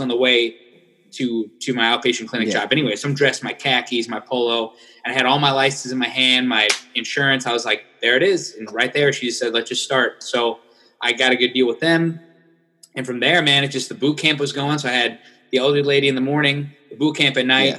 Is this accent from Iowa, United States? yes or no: yes; Iowa, United States; moved away as an adult; now in South Florida, United States; I'm actually from Iowa, as you can see this over here. Yeah. I got my Iowa banner. So I'm from Iowa. And then that's where I went to school